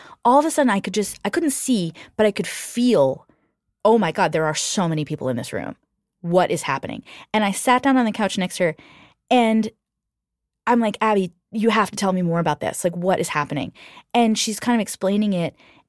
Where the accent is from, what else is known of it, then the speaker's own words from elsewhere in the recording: New Jersey, United States; when I was a teenager, I had a friend in the town I grew up in New Jersey